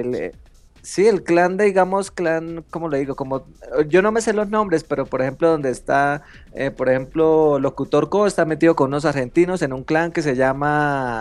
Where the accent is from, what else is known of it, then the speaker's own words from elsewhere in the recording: Colombia; soy de Colombia